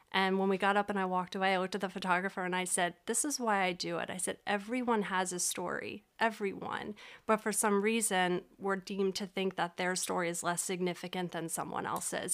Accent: Reading, Pennsylvania, United States; also born or lived in Florida; I was born and raised in Reading.

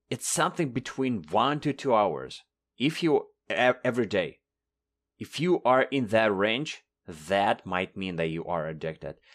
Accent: Russia; first language Russian; English is a second language; moved away as an adult; now in Toronto, Canada; I've been lucky to move from Russia to Canada four years ago.

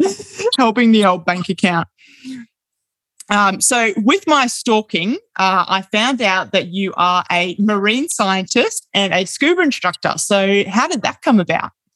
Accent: Brisbane, Queensland, Australia; now in Bundaberg, Australia; I'm from Brisbane

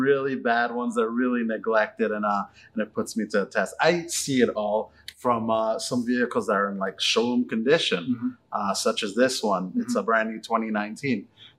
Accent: Toronto, Ontario, Canada; now in Cambridge, Canada; I grew up in Etobicoke, Toronto.

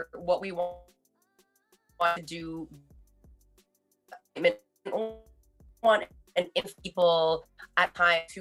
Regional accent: Laval, Quebec, Canada; also born or lived in Montreal; I'm born and raised in Montreal. Well, actually, I grew up in Laval.

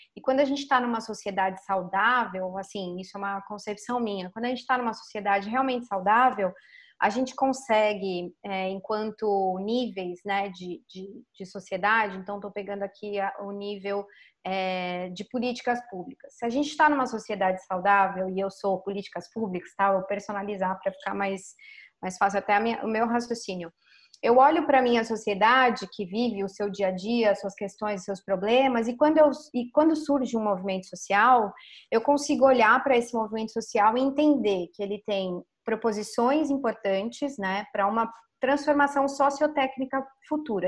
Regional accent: São Paulo, Brazil; also born or lived in Florianópolis; eu nasci e cresci em São Paulo

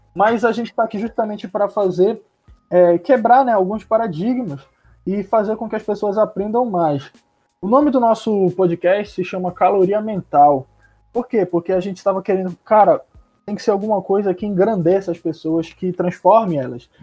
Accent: Belém, Pará, Brazil; A gente é daqui de Belém do Pará

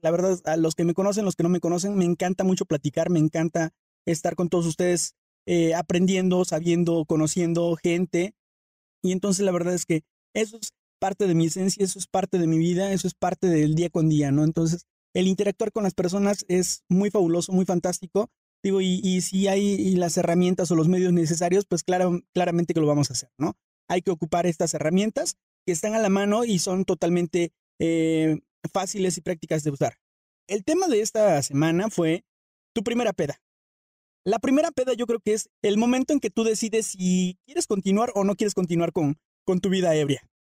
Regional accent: Orizaba, Veracruz, Mexico; now in San Juan del Río, Mexico; soy originario de Orizaba, Veracruz. Ya tengo mucho tiempo viviendo aquí en, en San Juan del Río Querétaro

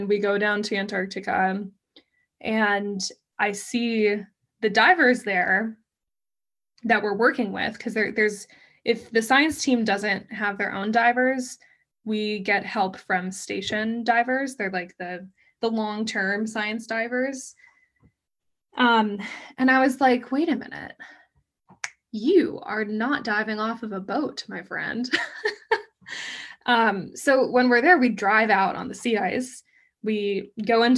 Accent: Colorado, United States; moved away as an adult; also born or lived in Miami; I grew up in Colorado

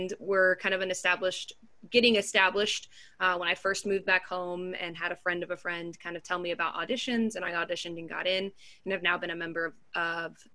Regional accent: Texas, United States; also born or lived in Kansas; I'm from Texas. So I moved back home

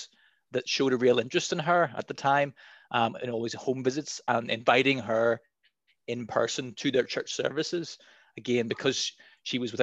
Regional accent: Dundonald, Northern Ireland, United Kingdom; I was born in Dundonald

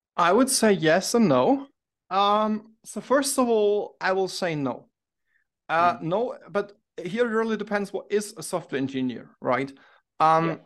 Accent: Munich, Bavaria, Germany; I'm from Munich, Germany

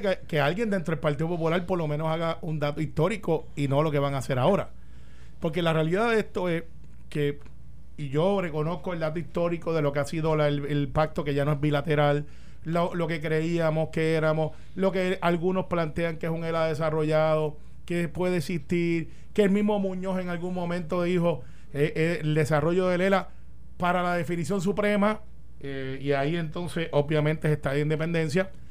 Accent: Puerto Rico; siendo puertorriqueño

